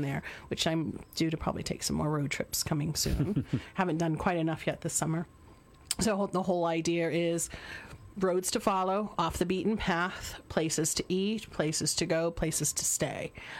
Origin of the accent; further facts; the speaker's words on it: Western Massachusetts, United States; even though I grew up in Western Massachusetts.